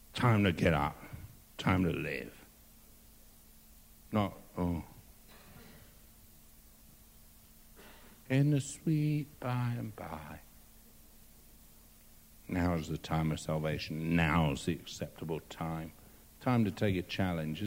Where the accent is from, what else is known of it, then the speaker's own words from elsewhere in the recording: England, United Kingdom; I'm English